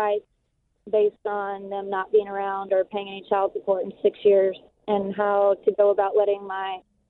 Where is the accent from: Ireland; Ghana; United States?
United States; Texas; I'm from Texas